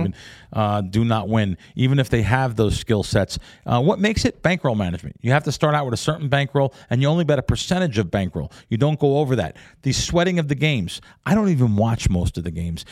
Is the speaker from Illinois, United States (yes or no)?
no; New York City, New York, United States; also born or lived in North Jersey; now in Las Vegas, United States; we grew up in the Bronx